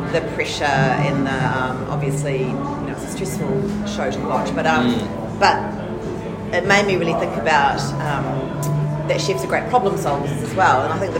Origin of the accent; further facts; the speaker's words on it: Christchurch, Canterbury, New Zealand; Yeah, I'm from Christchurch.